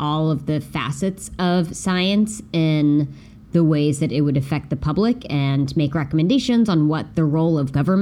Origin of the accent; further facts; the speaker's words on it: West Virginia, United States; moved away as an adult; now in San Francisco, United States; Spent my first like 23 years of life in West Virginia